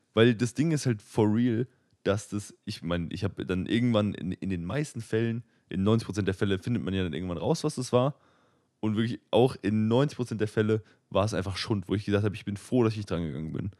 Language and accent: German; Frankfurt, Hesse, Germany; ich bin aus Frankfurt irgendwie